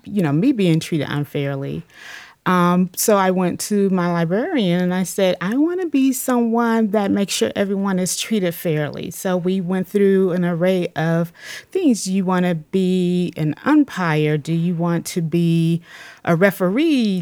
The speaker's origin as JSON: {"language": "English", "town": "Atlanta", "region": "Georgia", "country": "United States", "moved": "as an adult", "lives_now": "Cleveland, United States", "said": "I'm originally from Atlanta, Georgia"}